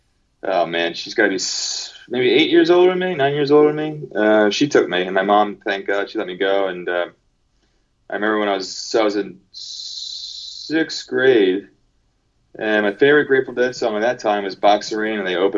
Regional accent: Pennsylvania, United States; moved away; also born or lived in San Pedro, California; I grew up in Pennsylvania. It was about 45 minutes west of Philadelphia.

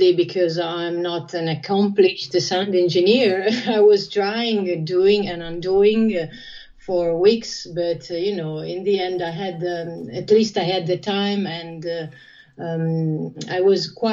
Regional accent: Ferrara, Emilia-Romagna, Italy; I'm talking to you from Ferrara, my hometown.

